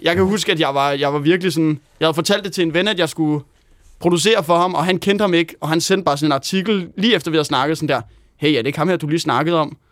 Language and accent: Danish; Helsingør, Capital Region of Denmark, Denmark; lækkert studie hjemme i Helsingør, hvor jeg er vokset op